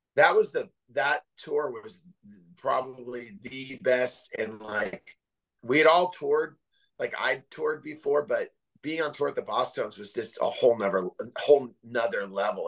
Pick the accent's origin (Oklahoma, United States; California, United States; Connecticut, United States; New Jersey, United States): California, United States; Santa Cruz; also born or lived in San Jose; now in Oceanside, United States; growing up in Northern California, um, you know, as a little kid, I lived I lived out in the middle of nowhere. We lived in the Santa Cruz Mountains